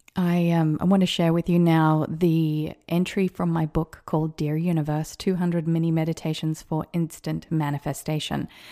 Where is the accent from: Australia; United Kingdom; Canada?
Australia; also born or lived in America; now in United States; an Australian living in America